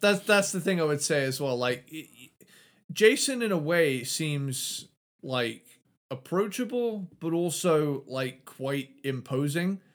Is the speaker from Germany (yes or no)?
no; United Kingdom; I'm British